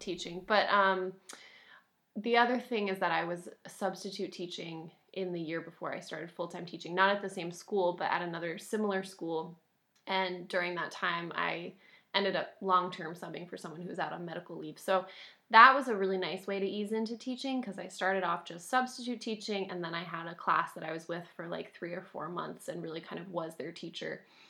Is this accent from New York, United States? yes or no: no; Concord, New Hampshire, United States; moved away as an adult; also born or lived in North Carolina; Saint Paul's School in Concord, New Hampshire, um, my hometown